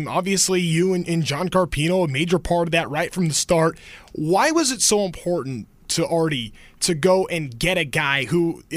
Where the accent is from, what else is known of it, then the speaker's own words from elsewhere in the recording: Orange County, California, United States; being a kid growing up in Orange County and always following the Angels